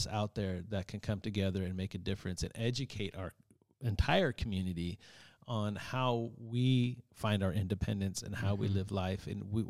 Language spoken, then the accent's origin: English; Gilroy, California, United States; Shout out to San Jose. Yeah, that's where I'm from. I'm from Gilroy, San Jose area.